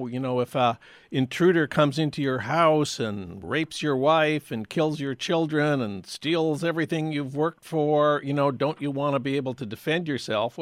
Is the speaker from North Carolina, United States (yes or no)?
no; St. Paul, Minnesota, United States; now in Los Angeles, United States; my hometown of St. Paul